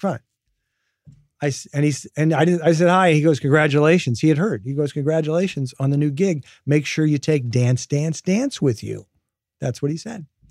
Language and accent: English; Midwest, United States; moved away as an adult; also born or lived in New Jersey / San Francisco; I grew up in the Midwest